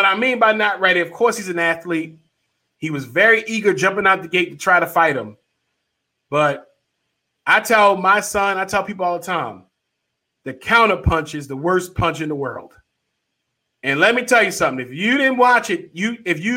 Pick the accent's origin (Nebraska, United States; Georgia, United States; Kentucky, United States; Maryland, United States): Maryland, United States; Baltimore; I'm from Baltimore